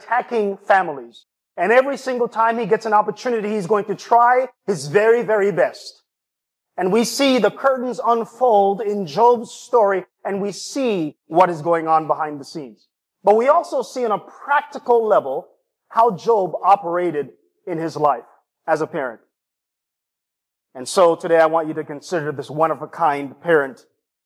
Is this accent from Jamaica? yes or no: yes; Jamaica; also born or lived in East Lansing, Michigan; now in Lansing, United States; my hometown and my homeland, Jamaica.